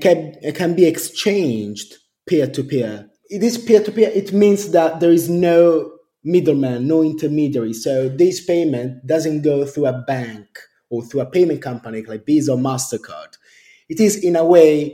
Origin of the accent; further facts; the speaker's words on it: Rome, Lazio, Italy; moved away as an adult; now in London, United Kingdom; I grew up in Rome, which is in Italy, and my parents were both architects